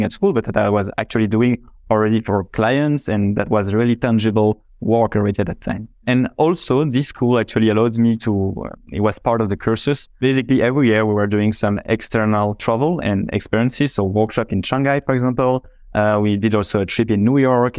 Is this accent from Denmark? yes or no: no; Belgium; I'm from Belgium, right? So it's just next door.